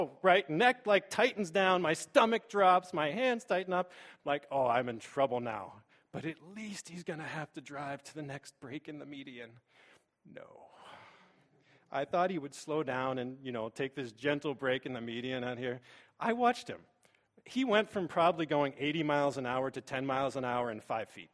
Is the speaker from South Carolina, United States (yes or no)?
no; Pittsburgh, Pennsylvania, United States; moved away as an adult; now in Bowling Green, United States; I am from Pittsburgh